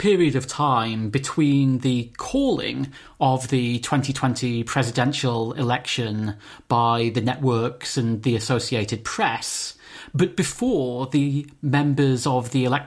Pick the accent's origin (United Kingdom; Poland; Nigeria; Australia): United Kingdom; growing up in Britain